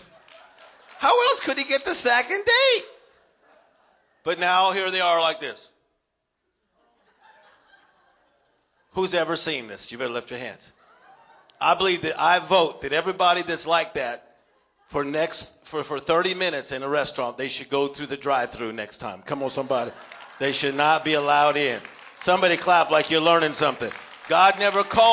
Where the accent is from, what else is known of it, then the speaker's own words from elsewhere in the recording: Los Angeles, California, United States; I'm from Los Angeles